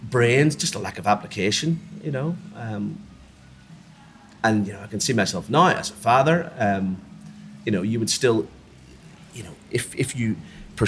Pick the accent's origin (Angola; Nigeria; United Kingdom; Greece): United Kingdom; Belfast, Northern Ireland; moved away as an adult; also born or lived in Dublin, Ireland; now in Australia; I'm a Belfast boy. I was born in Belfast, Northern Ireland, on Armistice Day, 1969.